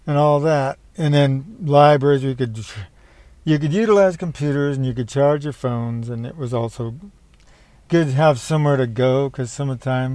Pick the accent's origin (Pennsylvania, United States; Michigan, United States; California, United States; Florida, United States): California, United States; Palo Alto; I grew up in Palo Alto and finished school around here